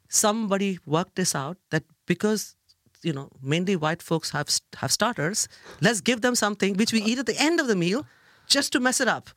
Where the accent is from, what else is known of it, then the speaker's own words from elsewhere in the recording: Kolkata, West Bengal, India; moved away as an adult; now in London, United Kingdom; I grew up in India